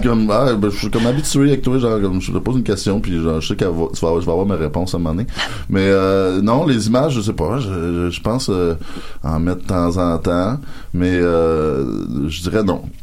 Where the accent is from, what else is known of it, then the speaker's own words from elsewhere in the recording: Rouyn-Noranda, Quebec, Canada; chez nous à Rwanda noranda